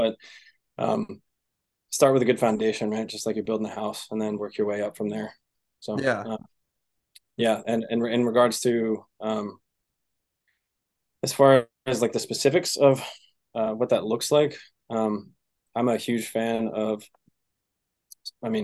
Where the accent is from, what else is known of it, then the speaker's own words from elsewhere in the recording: Seattle, Washington, United States; I'm from Seattle